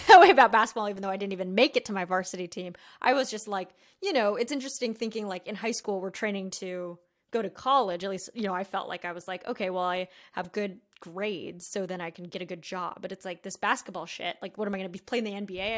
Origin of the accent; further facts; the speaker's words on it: La Quinta, California, United States; I grew up in La Quinata